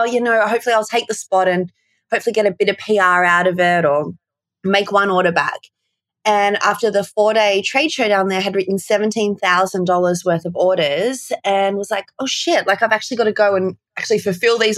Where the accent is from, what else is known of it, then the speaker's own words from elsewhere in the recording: Port Macquarie, New South Wales, Australia; I grew up in Port Macquarie, a very small town in the mid-north coast of Australia